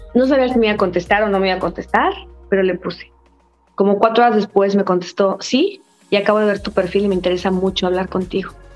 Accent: Mexico; also born or lived in Miami; Yo soy mexicana

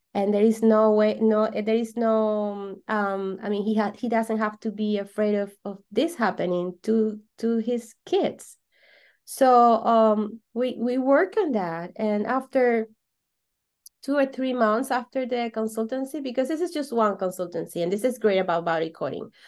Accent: Venezuela; English is a second language; I'm from Venezuela

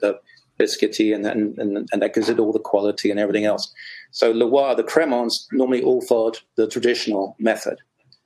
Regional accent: England, United Kingdom; as an Englishman

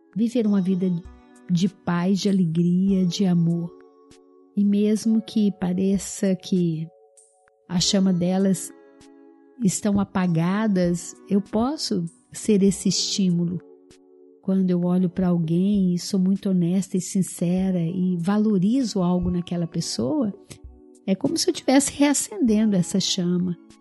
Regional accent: Araújos, Minas Gerais, Brazil; moved away; Eu vim do interior de Minas, né, onde meus pais moram ainda, a cidadezinha de Araújos

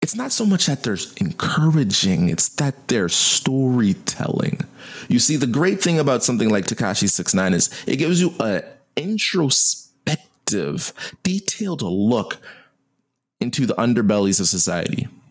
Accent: United States; I'm an American

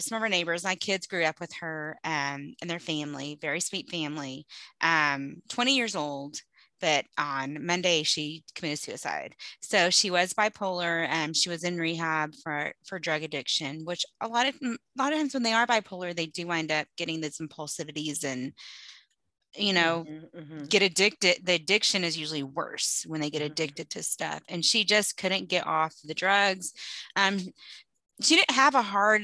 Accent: Texas, United States; we were raised in Texas

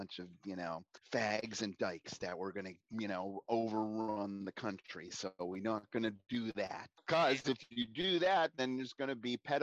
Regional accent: United States; also born or lived in Tampa, Florida; as an American

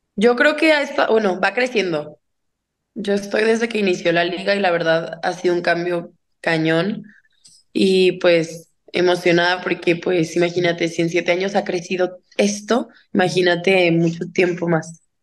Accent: Guadalajara, Jalisco, Mexico; born or raised there

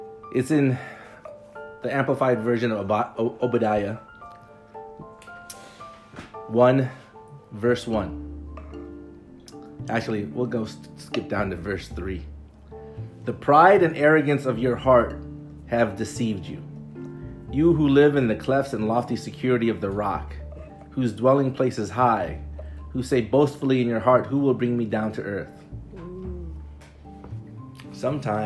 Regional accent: Chicago, Illinois, United States; I'm a brown guy growing up in the city of Chicago

